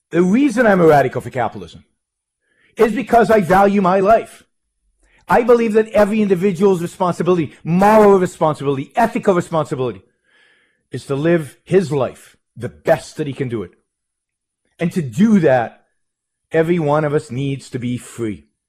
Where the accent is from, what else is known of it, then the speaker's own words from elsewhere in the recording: Israel; moved away as an adult; I was born in Israel, born in Israel, raised in Israel, lived most of my early life in Israel